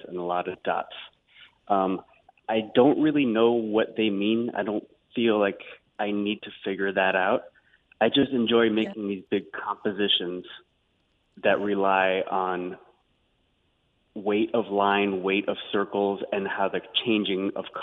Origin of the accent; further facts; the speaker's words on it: New York City, New York, United States; I grew up in Queens in New York